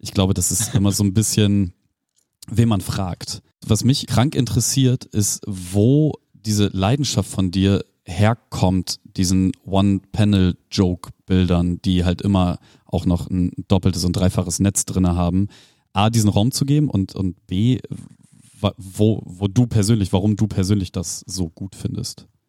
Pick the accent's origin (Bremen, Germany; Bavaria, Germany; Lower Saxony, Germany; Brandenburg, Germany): Bremen, Germany; Ich als Blumenthaler